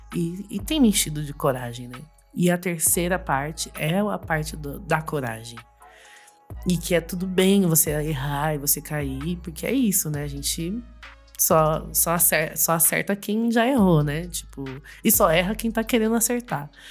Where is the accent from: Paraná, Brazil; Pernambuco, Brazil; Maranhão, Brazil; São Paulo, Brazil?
São Paulo, Brazil; Jacareí; moved away as an adult; now in São Paulo, Brazil; eu sou de Jacareí, né? Não sou daqui de São Paulo